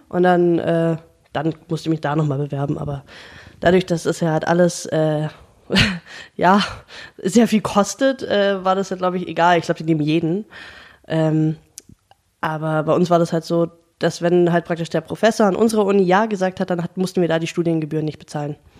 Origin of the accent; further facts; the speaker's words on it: Germany; als Deutsche